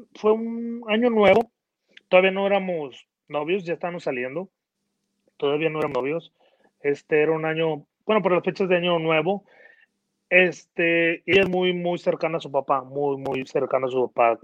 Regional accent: Mexico; moved away; yo que nací en México

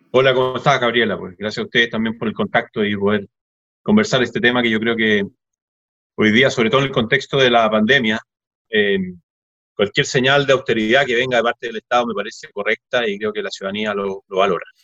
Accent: Chile; ya que somos todos chilenos

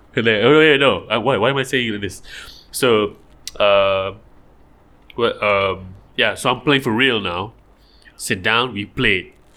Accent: Malaysia; I'm Malaysian and we have so much water

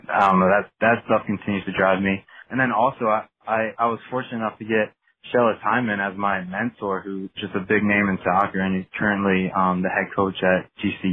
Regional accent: United States; Philly's about 2 hours from my hometown

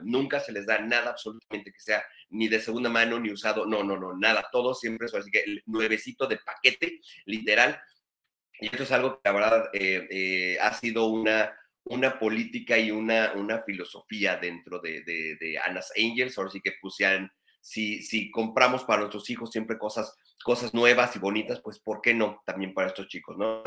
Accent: Mexico; now in Ensenada, Mexico; todos los que somos católicos acá mexicanos

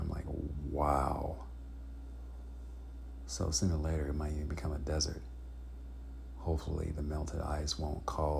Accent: Chicago, Illinois, United States; now in California, United States; My family member and I, we were from Illinois, Chicago, Illinois

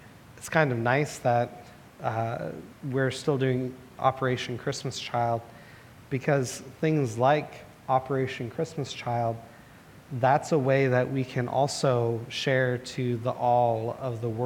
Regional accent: Portland, Oregon, United States; Growing up in Southeast Portland

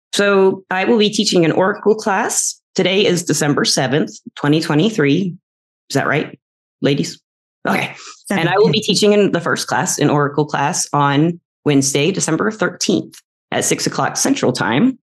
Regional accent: the South, United States; I was raised in the South mostly

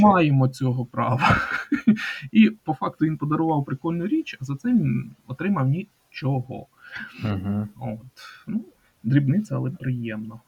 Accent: Kaniv district, Cherkasy Oblast, Ukraine; моя рідна Черкаська область, е, Канівський район

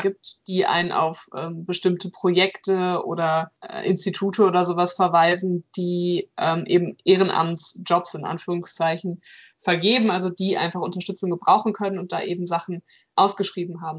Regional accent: North Rhine-Westphalia, Germany; hier in NRW, wo ich herkomme

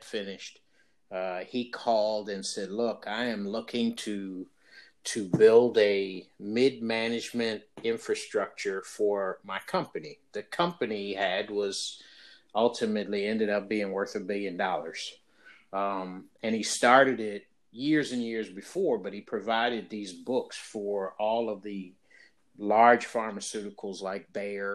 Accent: San Francisco, California, United States; moved away as an adult; also born or lived in London / Edinburgh; work for the Giants and work in my hometown

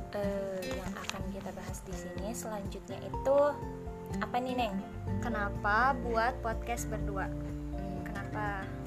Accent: Subang, West Java, Indonesia; Aku lahir di Subang tanggal 1 Maret 17 tahun lalu.

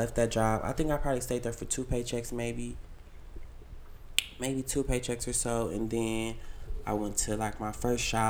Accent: Chicago, Illinois, United States; also born or lived in Wisconsin; now in Atlanta, United States; I'm from Chicago, but I started doing hair because I lived in Wisconsin

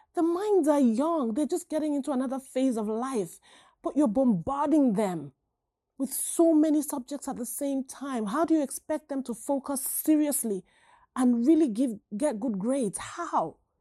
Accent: Nigeria; now in United States; growing up in Nigeria

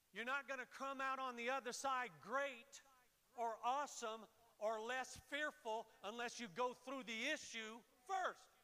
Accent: Florida, United States; moved away; I grew up in Florida and worked on a ranch

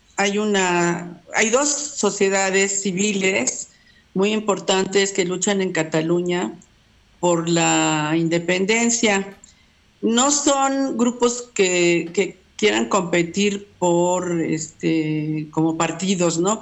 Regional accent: Mexico; yo nací en México, pero en realidad eh, este, eh, es este, catalana.

